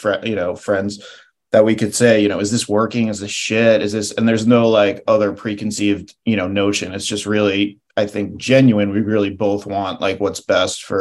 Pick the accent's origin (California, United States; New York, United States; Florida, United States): New York, United States; Long Island; moved away as an adult; now in Los Angeles, United States; I actually grew up on Long Island